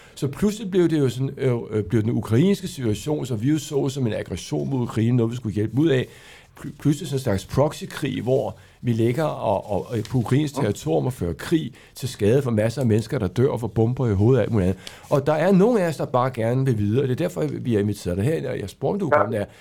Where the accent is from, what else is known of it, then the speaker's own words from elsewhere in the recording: Denmark; vi er mange danskere